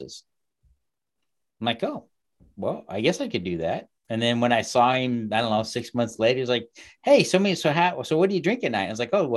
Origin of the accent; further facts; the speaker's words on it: Kansas City, United States; I grew up in Kansas City